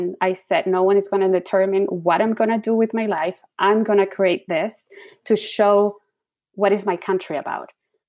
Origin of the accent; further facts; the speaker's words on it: Chile; moved away as an adult; now in United States; I was born and raised in Chile. I have an American mom, a Chilean dad. So I was always exposed with the American culture and the Chilean culture.